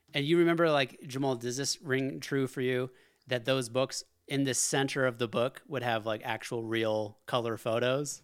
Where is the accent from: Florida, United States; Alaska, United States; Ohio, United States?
Alaska, United States; I grew up in Alaska.